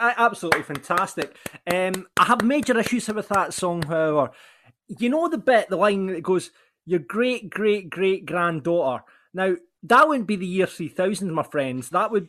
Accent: Larbert, Scotland, United Kingdom; I present this show. I hail from Larbert.

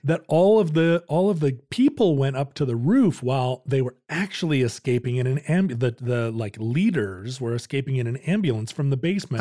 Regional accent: United States; I'm an American

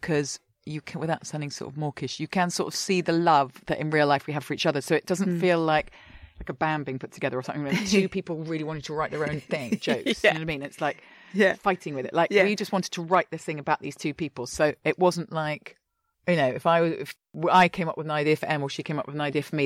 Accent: London, United Kingdom; now in Brooklyn, United States; I'm from London, all my family, my friends

